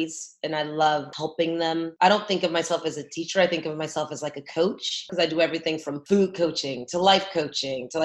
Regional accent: San Francisco, California, United States; moved away as an adult; also born or lived in New York; now in Los Angeles, United States; I'm from San Francisco, California. That's where I was born and raised

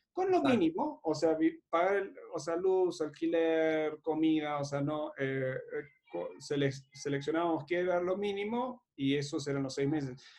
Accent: Uruguay; moved away; Cuando yo me fui de Uruguay en 2017

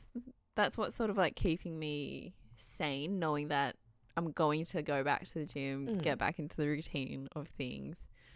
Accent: Australia; we're two Aussie Asian gals

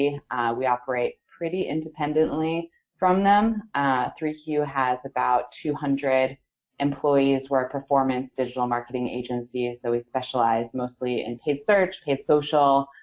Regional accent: Vermont, United States; moved away as an adult; also born or lived in San Francisco, California; I grew up in Vermont

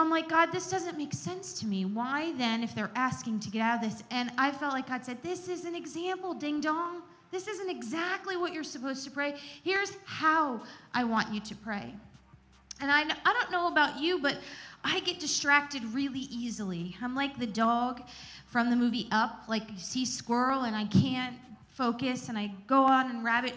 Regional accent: Gettysburg, Pennsylvania, United States; growing up in the Gettysburg area

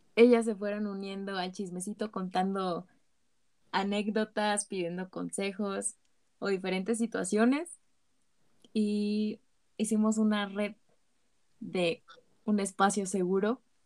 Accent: State of Mexico, Mexico; soy del Estado de México

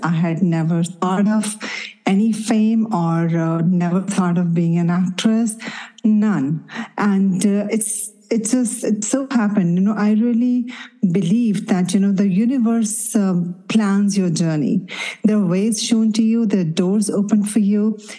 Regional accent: Mumbai, Maharashtra, India; I can totally understand that because I grew up in Mumbai.

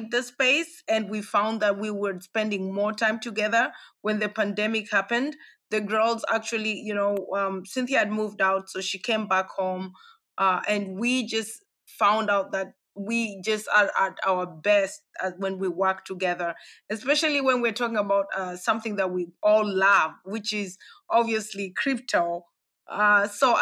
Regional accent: Kenya; moved away as an adult; also born or lived in Europe; I grew up in Kenya, born and raised. I lived 18 years in Kenya

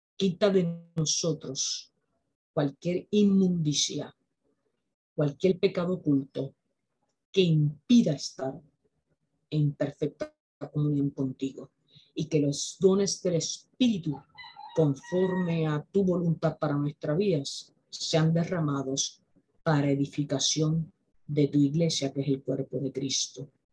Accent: Aguadilla, Puerto Rico; Yo vivo en Aguadilla. Aguadilla es un pueblo al noroeste de Puerto Rico. Es un pueblo bañado por el Océano Atlántico. Yo estudié en las escuelas que están en el mismo pueblo

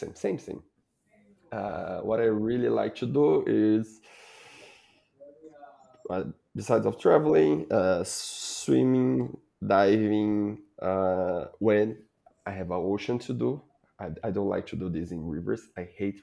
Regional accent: Brazil; I'm from Brazil

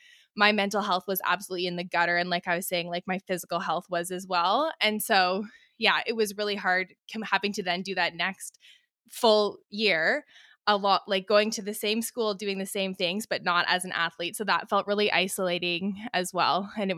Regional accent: British Columbia, Canada; So I'm born and raised in the Okanagan, which is in British Columbia.

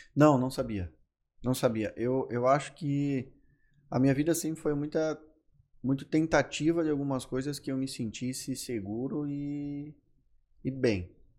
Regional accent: Carlos Barbosa, Rio Grande do Sul, Brazil; accent: gaúcho do interior; moved away as an adult; now in Florianópolis, Brazil; Sou natural de Carlos Barbosa, estou aqui em Floripa faz um ano e meio

